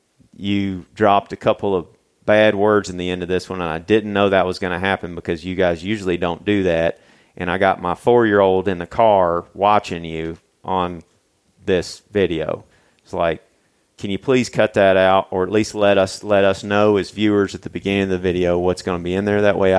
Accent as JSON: {"language": "English", "region": "Missouri", "country": "United States", "said": "I'm a redneck from Missouri, man."}